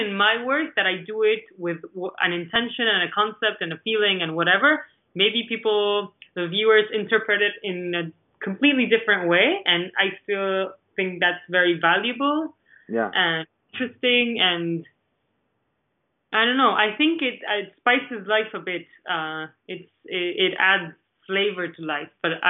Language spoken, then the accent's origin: English; Argentina; English is a second language; moved away as an adult; because I was coming from Argentina where I already knew the galleries. I had my gallery there. I knew many artists.